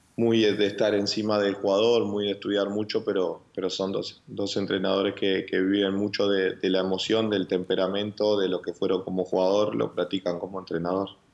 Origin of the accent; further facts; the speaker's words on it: Uruguay; moved away; como uruguayo